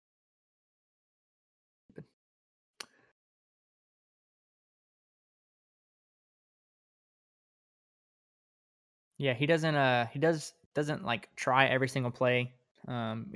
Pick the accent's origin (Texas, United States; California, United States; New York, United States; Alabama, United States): Alabama, United States; Birmingham; now in Tuscaloosa, United States; I grew up in Birmingham. I live in Tuscaloosa right now